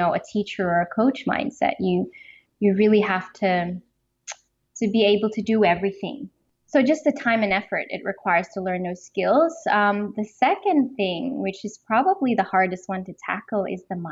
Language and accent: English; Philippines; moved away as an adult; also born or lived in Melbourne, Australia; I grew up in the Philippines